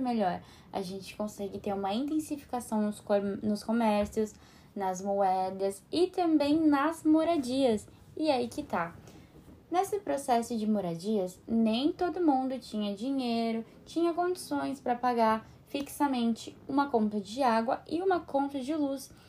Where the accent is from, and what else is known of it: Brazil